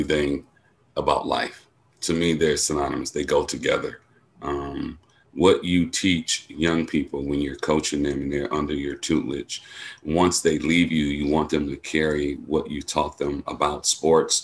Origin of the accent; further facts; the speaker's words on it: Milwaukee, Wisconsin, United States; I grew up in Milwaukee